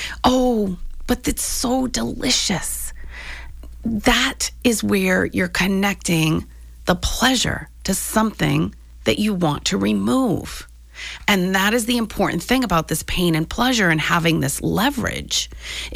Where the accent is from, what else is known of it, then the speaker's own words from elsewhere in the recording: New England, United States; I grew up in New England.